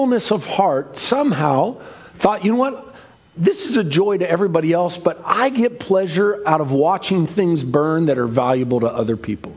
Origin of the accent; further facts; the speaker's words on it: Seattle, Washington, United States; as a kid, I grew up in Ballard, the center of the universe.